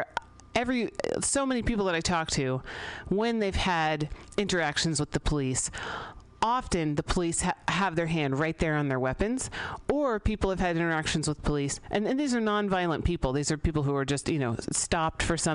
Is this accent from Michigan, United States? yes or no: no; San Francisco, California, United States; I grew up here in San Francisco